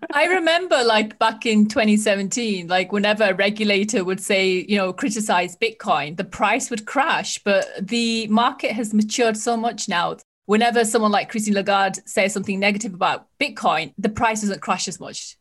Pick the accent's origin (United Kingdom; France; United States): United Kingdom; I'm speaking as a Brit